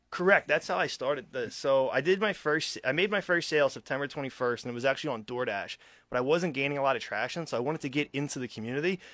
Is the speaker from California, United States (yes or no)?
no; Philadelphia, Pennsylvania, United States; moved away as an adult; now in Lincoln, United States; I'm born and raised in Philly. I came out here in two thousand eighteen